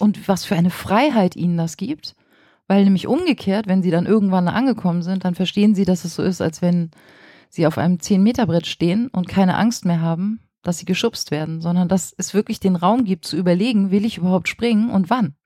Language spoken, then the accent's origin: German; Flensburg, Schleswig-Holstein, Germany; moved away as an adult; also born or lived in Kiel; now in Berlin, Germany; Ich bin an der dänischen Grenze in Flensburg geboren und habe dann in Kiel Lehramt studiert, dann auch ein paar Jahre in Schleswig-Holstein als Lehrerin gearbeitet